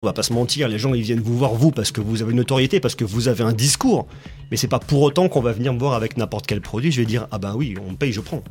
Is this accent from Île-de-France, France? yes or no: no; Clermont-Ferrand, Auvergne-Rhône-Alpes, France; je suis originaire de Clermont-Ferrand